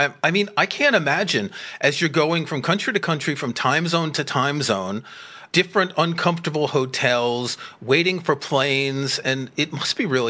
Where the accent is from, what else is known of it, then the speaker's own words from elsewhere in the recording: New York, United States; I grew up in New York, as you can probably tell from my accent